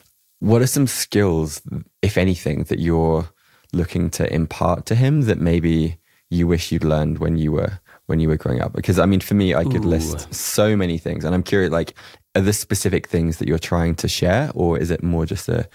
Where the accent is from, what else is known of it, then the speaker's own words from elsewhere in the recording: St Albans, East of England, United Kingdom; Hertfordshire. I went to school in St. Albans.